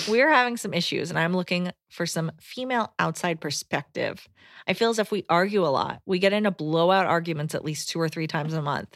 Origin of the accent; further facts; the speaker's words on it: Decatur, Georgia, United States; I'm from Atlanta.